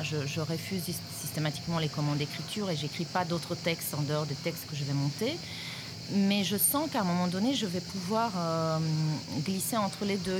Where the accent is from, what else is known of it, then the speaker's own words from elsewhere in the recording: Romania; moved away as an adult; now in France; je suis toujours, euh, en lien avec, euh, mon pays d'origine